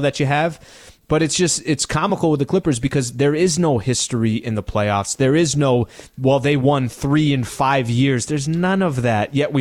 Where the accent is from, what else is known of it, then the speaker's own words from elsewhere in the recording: San Diego, California, United States; the Middle Eastern me, growing up in San Diego, California